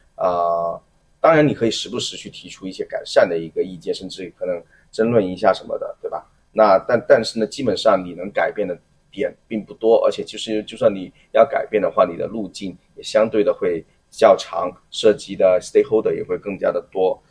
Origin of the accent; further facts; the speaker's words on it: Guangzhou, Guangdong, China; moved away as an adult; now in Hong Kong, China; 其实我来了香港五年多的一个时间，我自己会觉得说香港给我的一个感觉呢，一，就是因为我是广州人的话，那所以就是讲粤语天然就会很，很亲切，而且从小也嗯。会受到T V B的那些文化的一个渲染